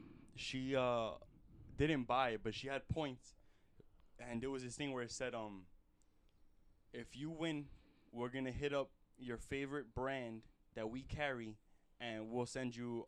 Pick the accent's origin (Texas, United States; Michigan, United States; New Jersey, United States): Texas, United States; Like, I'm from Texas, and I love it. You feel me? And there's Texas flags everywhere, bro.